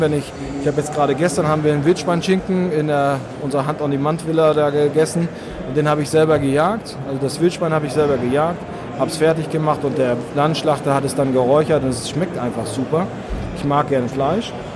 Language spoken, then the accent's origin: German; Northern Germany, Germany; ich komme aus Norddeutschland, das hört man vielleicht ab und zu